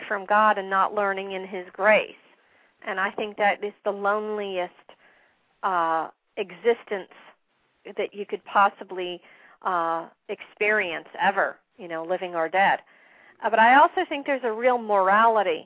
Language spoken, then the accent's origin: English; Ormond Beach, Florida, United States; Ormond Beach, Florida, which is my hometown.